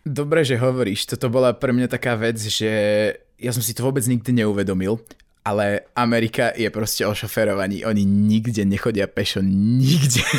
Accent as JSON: {"language": "Slovak", "country": "Slovakia", "said": "doma na Slovensku"}